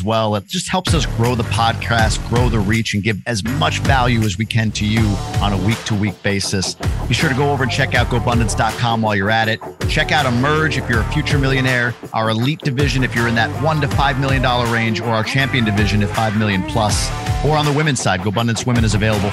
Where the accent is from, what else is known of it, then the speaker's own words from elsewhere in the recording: New York, United States; now in Michigan, United States; I grew up in New York